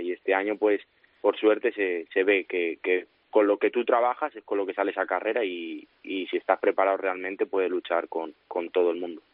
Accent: San Martín de la Vega, Community of Madrid, Spain; es mi pueblo, eh, todo el mundo creo que aquí, bueno, pues al final me, me conoce pues, porque es un pueblo pequeñito y conozco a todo el mundo

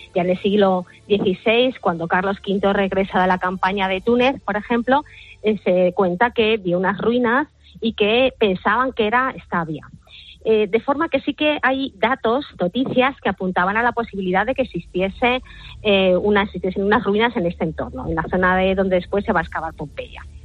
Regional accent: Madrid, Community of Madrid, Spain; Yo soy de Madrid

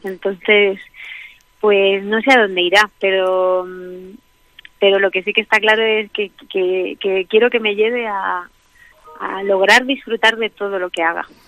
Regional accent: Albacete, Castilla-La Mancha, Spain; moved away as an adult; me fuera de Albacete a los 18 años, ¿no? Yo cada vez sueño más con mi infancia, mm. con mi tierra, con el pueblo donde me crié

